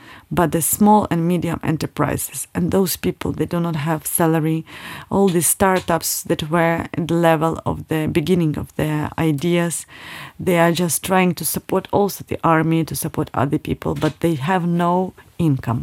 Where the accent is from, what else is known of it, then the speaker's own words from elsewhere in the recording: Kyiv, Ukraine; moved away as an adult; now in Luxembourg; I'm here in Luxembourg already 8 years, and I'm coming from Ukraine. I'm coming from Kyiv.